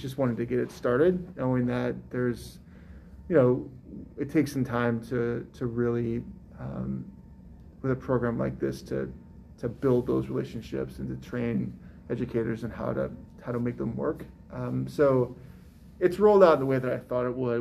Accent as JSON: {"language": "English", "town": "St. Louis", "region": "Missouri", "country": "United States", "tie": "born or raised there", "also_born_or_lived": "Chicago", "moved": "yes", "lives_now": "Raleigh, United States", "said": "St. Louis, which is my hometown"}